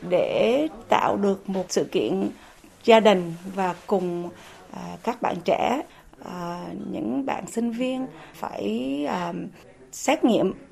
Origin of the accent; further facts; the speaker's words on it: Vietnam; now in United States; mình là người Việt Nam, đi đâu cũng là người Việt Nam và là mình không muốn mất cái nguồn cội